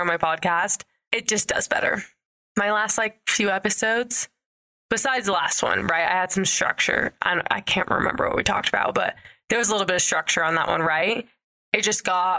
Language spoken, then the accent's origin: English; St. George, Utah, United States; I grew up in like southern Utah, kind of by Vegas